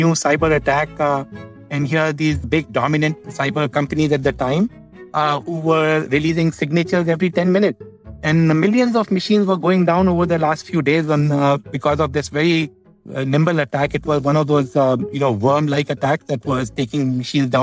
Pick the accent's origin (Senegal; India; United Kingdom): India; I grew up in India